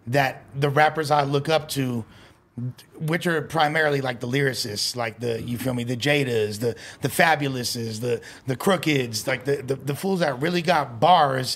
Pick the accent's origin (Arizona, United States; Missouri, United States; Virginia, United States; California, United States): California, United States; Los Angeles; I'm born and raised in L.A. I'm a child of gangster rap